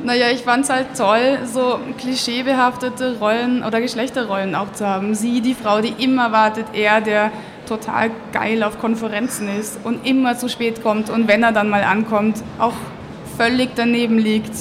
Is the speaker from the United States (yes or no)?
no; Austria; now in Munich, Germany; Lebe in München, bin auch dort geboren worden, aber aufgewachsen in Österreich.